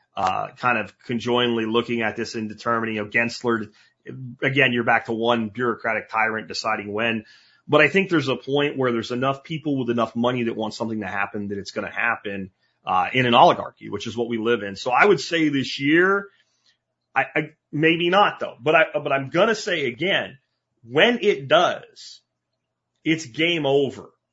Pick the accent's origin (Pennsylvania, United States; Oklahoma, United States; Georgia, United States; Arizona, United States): Pennsylvania, United States; moved away; as a kid growing up in Pennsylvania